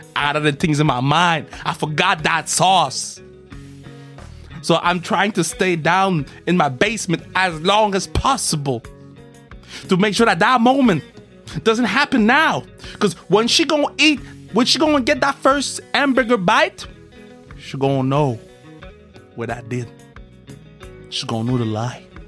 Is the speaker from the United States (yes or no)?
no; Canada; I'm from Canada